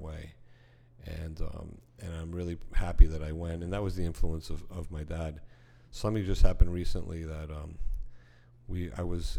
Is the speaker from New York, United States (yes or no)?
no; Miami Beach, Florida, United States; growing up in Miami Beach, when I was a kid